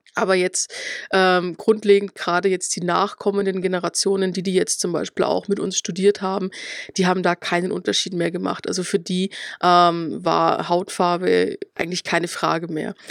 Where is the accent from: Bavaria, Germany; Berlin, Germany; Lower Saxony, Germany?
Bavaria, Germany; Schwandorf; ich komme aus der Oberpfalz, also tatsächlich aus Schwandorf